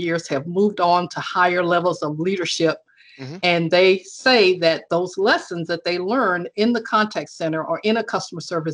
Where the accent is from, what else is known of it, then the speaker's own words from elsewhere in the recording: Alabama, United States; Alabama, which of course is my home state